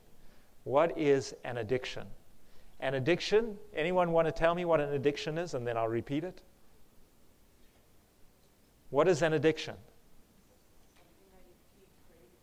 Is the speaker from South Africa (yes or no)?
yes; South Africa; accent: South African; moved away; the one campus I used to live at in South Africa. That's where my accent is from.